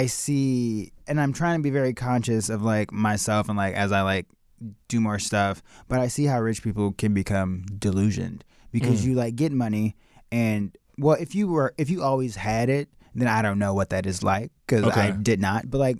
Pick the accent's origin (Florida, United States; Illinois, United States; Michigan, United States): Illinois, United States; Chicago; Yeah, Chicago.